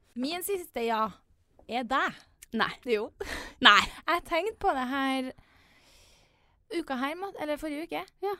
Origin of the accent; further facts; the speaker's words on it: Trondheim, Trøndelag, Norway; jentegjengen eh, hjemme i Trondheim